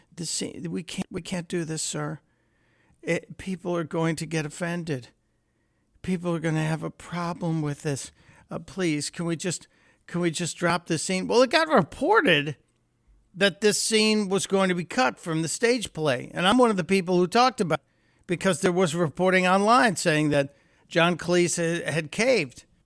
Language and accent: English; Chicago, Illinois, United States; moved away; in Chicago, my hometown